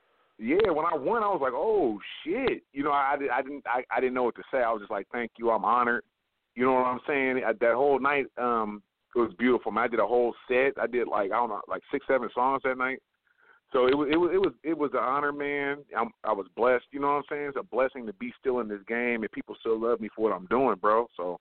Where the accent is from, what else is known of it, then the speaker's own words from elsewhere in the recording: West Coast, United States; I grew up in the West Coast.